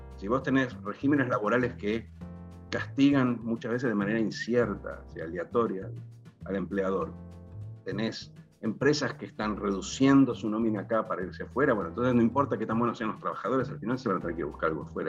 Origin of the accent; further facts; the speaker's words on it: Argentina; como argentinos, tenemos